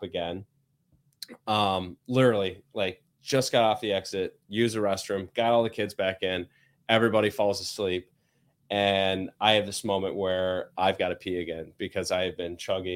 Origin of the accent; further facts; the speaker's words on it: Indiana, United States; now in Michigan, United States; I grew up in Indiana